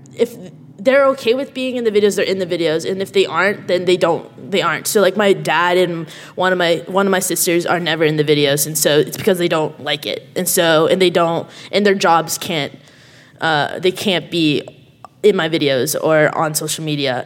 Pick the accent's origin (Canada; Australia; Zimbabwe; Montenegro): Canada; I'm Canadian. Uh, I know you can't tell by my accent